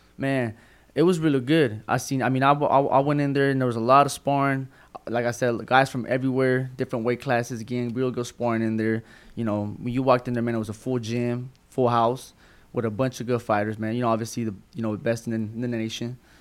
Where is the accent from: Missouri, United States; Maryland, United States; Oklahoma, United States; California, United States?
Oklahoma, United States; Tulsa; Born and raised in Tulsa, Oklahoma